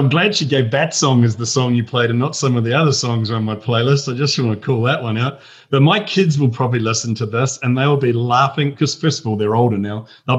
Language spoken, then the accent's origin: English; Huapai, Auckland, New Zealand; moved away; But I grew up in rural New Zealand. I'm not Australian.